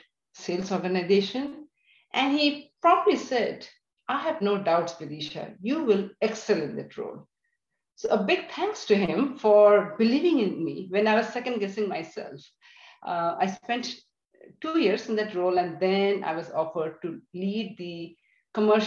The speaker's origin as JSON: {"language": "English", "country": "India", "tie": "born or raised there", "also_born_or_lived": "Delhi / Georgia, United States", "moved": "as an adult", "lives_now": "United States", "said": "So I am originally from India. I grew up in India in a middle-class family."}